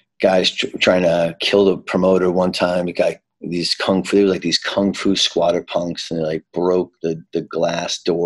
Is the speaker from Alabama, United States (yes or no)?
no; New York City, New York, United States; also born or lived in Harlem, New York; I grew up in Queens